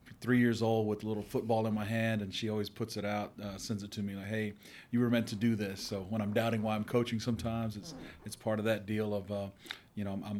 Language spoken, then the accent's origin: English; Waco, Texas, United States; I'm born and raised in Waco.